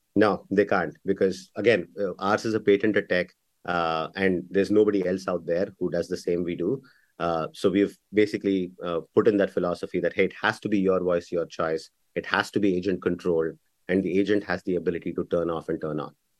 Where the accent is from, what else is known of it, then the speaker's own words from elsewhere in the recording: India; moved away; also born or lived in Bangalore; I'm born and raised in India